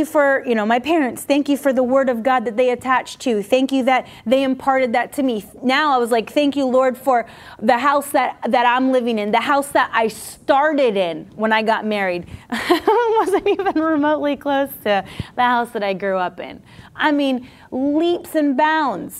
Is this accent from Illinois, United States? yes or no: no; Coconut Creek, Florida, United States; also born or lived in Coral Springs, Florida / Boca Raton, Florida / Virginia Beach, Virginia; I'm originally from South Florida here, this area